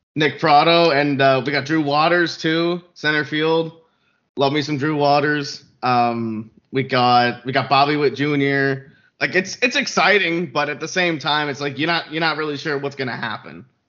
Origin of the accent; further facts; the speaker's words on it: Canada; I'm from Canada